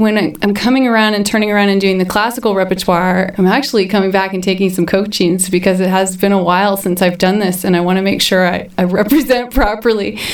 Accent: Brown County, Indiana, United States; It was kind of obvious I was from Brown County

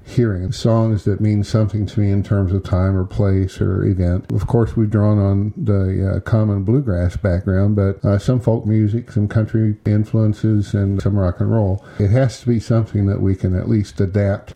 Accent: Bloomington, Indiana, United States; also born or lived in Speedway, Indiana / Florida; now in Brown County, United States; I was born in Bloomington.

